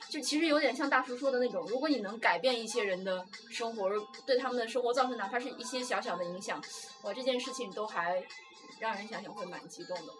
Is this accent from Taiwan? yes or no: no; Inner Mongolia, China; moved away as an adult; now in Beijing, China; 我来自内蒙古 然后呢，我现在在北京